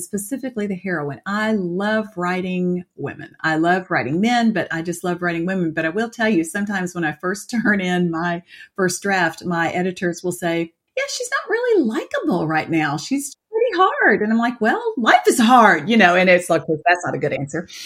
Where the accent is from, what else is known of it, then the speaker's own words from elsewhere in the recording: Atlanta, Georgia, United States; moved away; also born or lived in Colorado; born and raised in Atlanta